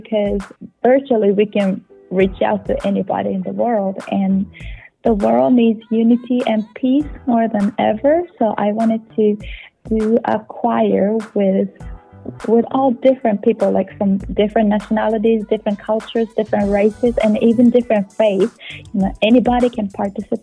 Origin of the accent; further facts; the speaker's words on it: Japan; moved away as an adult; now in New Zealand; I'm Japanese. I'm a Japanese choir director. I've been a choir director for 22 years in Japan, but I'm calling from New Zealand. That's where I live